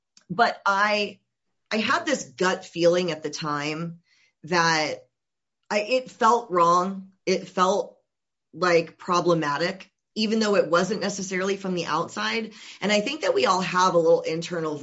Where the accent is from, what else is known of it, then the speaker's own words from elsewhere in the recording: Georgia, United States; I'm originally from Georgia